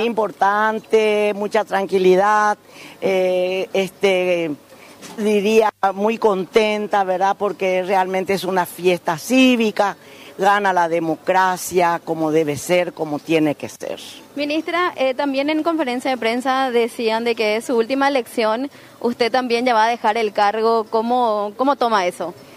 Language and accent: Spanish; Encarnación, Itapúa, Paraguay; Soy natural de Itapúa.